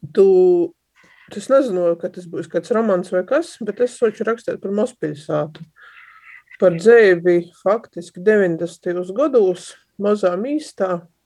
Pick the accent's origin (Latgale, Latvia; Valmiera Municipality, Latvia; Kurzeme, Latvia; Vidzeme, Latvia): Latgale, Latvia; accent: Latgalian; first language Latgalian; Sātā mēs runājam latgaļiski par to, ka visiem tā bija vienkāršāk, visi runā latgaļiski, līdz ar to te ir mana, nu kā, pirmo vai otro vai vienīgo dzimto valodai